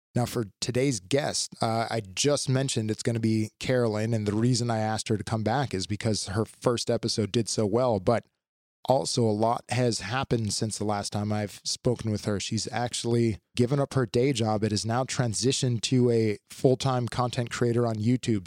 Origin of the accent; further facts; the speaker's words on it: United States; as an American